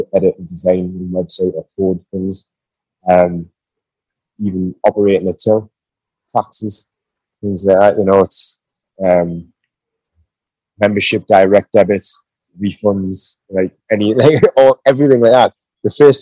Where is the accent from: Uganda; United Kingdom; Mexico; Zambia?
United Kingdom; our gym's based in my hometown